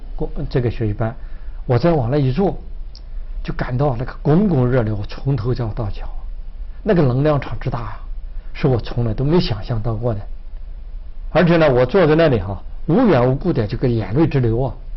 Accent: China; moved away; 我们曾经在国内啊，去了很多地方

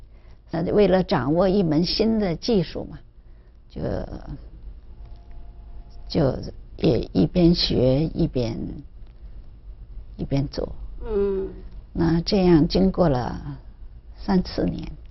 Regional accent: Zhejiang, China; also born or lived in Shanghai; now in Canada; 我是浙江人

